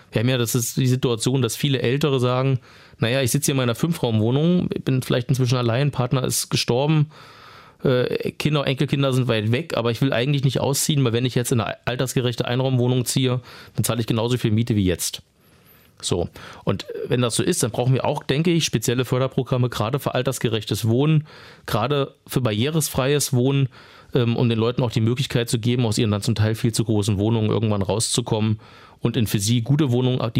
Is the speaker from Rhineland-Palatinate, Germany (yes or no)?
no; Potsdam, Brandenburg, Germany; das ist mir, ich komme ja aus Potsdam, immer ein sehr wichtiges Thema.